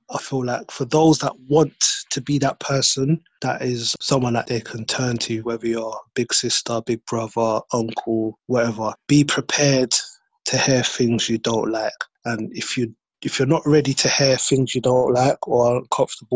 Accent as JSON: {"language": "English", "region": "London", "country": "United Kingdom", "tie": "born or raised there", "said": "I grew up in Brixton"}